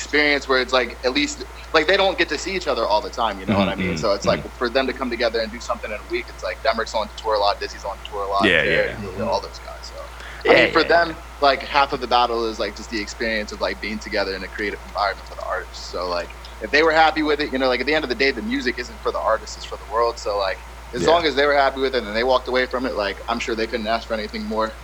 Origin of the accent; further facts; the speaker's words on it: Pennsylvania, United States; I'm originally from Pennsylvania